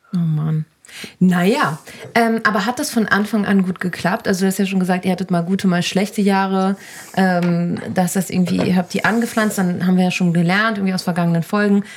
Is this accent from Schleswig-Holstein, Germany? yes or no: no; Cologne, North Rhine-Westphalia, Germany; accent: Kölsch; Mein kölschen Dialekt